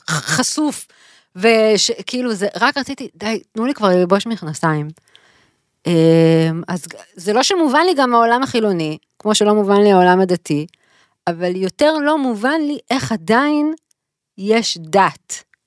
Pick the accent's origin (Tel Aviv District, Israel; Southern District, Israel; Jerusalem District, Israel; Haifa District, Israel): Tel Aviv District, Israel; Tel Aviv; גדלנו בתל אביב